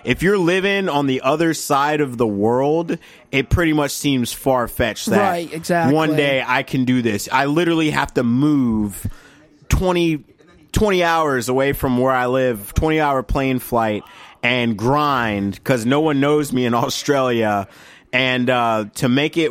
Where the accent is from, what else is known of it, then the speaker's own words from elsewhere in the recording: United States; we're American.